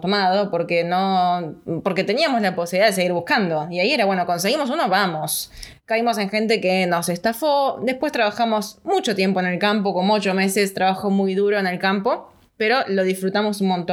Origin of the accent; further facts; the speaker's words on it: Argentina; moved away as an adult; also born or lived in Australia / New Zealand; Fuimos con el pasaporte italiano.